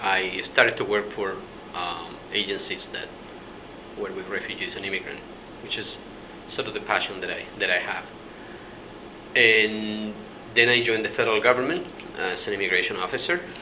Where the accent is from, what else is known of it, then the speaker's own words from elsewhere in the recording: Chile; moved away as an adult; now in Canada; I immigrated to Canada in 1974 from Chile uh, during the turbulent years in our homeland